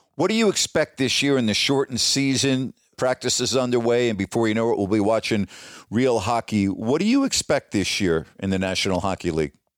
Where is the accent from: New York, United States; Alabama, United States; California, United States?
New York, United States; Long Island; moved away as an adult; also born or lived in Bowling Green, Ohio; I grew up in New York on Long Island